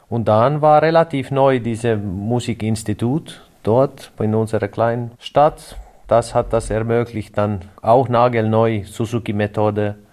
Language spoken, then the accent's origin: German; Kouvola, Kymenlaakso, Finland; Kleinstadt Kouvola, Südostfinnland. Ja, schon relativ nah auf die russische Grenze